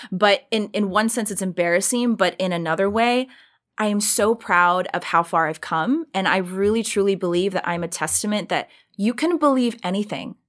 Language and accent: English; Richmond Hill, Georgia, United States; moved away as an adult; I grew up in a really small town in South Georgia. It's a small town called Richmond Hill